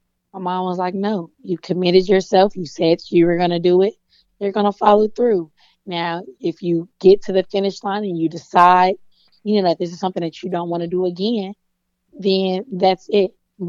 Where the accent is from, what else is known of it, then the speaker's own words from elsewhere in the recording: the South, United States; Man, you know, I'm from the South, so you know I'm coming with the jokes.